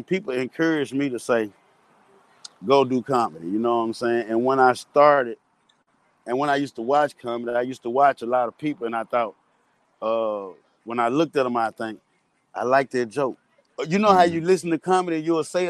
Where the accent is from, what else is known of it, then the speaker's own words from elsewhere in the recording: Jackson, Mississippi, United States; I grew up in Jacktown